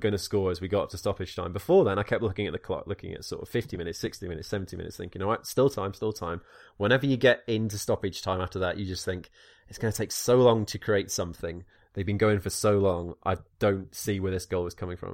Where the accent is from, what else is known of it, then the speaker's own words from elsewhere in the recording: Wales, United Kingdom; moved away; I'm Welsh